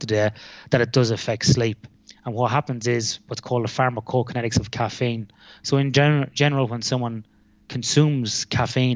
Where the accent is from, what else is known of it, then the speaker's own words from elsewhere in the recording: Ireland; accent: Irish; moved away as an adult; now in Western Australia, Australia; I am Irish